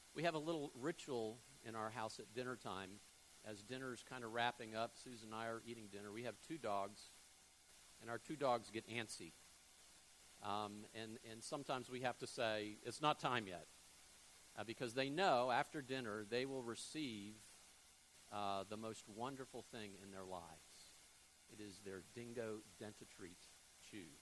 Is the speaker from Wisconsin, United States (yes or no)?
no; Fort Lauderdale, Florida, United States; moved away as an adult; also born or lived in Jackson, Mississippi; now in Panama City, United States; I grew up in South Florida, Fort Lauderdale